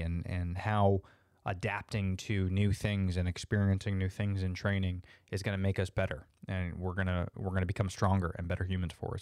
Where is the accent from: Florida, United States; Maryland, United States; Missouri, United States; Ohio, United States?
Florida, United States; Orlando; I'm an Orlando, uh, born and, and raised native, which is very rare